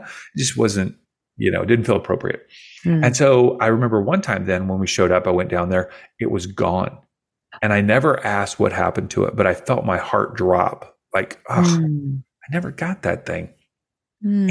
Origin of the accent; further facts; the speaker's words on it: Kentucky, United States; I grew up in Kentucky